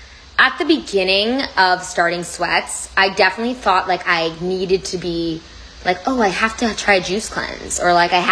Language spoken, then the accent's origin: English; Toronto, Ontario, Canada